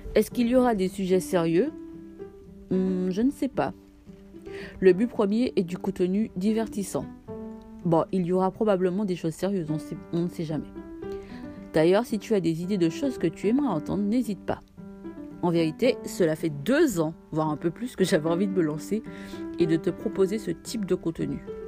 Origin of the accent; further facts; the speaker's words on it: Martinique; Je suis martiniquaise